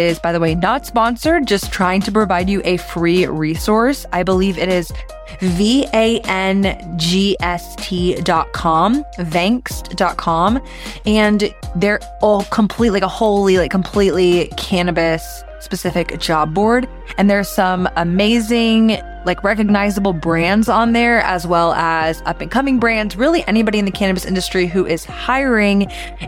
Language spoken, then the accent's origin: English; Texas, United States; as a Texan